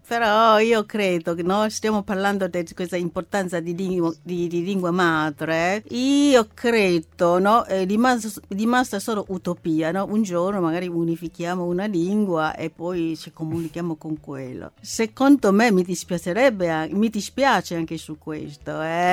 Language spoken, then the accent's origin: Italian; China; Italian is a second language; now in Italy; io intendo come, come cinese